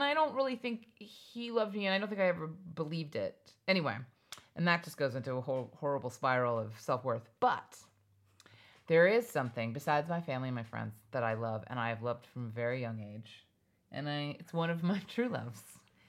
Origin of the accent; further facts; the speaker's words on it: Hawaii, United States; And I just want you to know, I grew up in Hawaii. We had a pool, a yard, dogs.